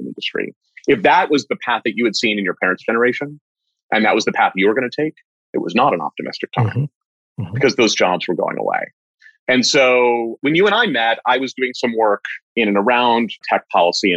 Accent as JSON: {"language": "English", "town": "Bethesda", "region": "Maryland", "country": "United States", "tie": "born or raised there", "said": "I grew up in Bethesda"}